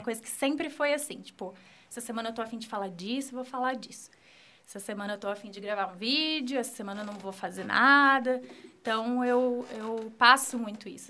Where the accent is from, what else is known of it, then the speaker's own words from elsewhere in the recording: Apucarana, Paraná, Brazil; sou daqui de Apucarana. É, estudei aqui no São José a vida inteira